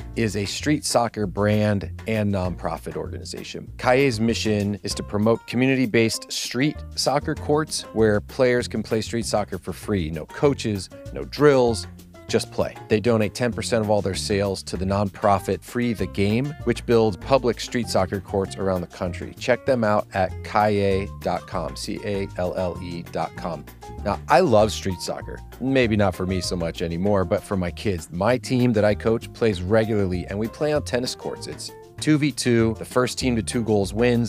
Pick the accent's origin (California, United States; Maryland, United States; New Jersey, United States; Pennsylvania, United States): Pennsylvania, United States; Allentown; moved away; I grew up in Allentown, Pennsylvania, other side of the country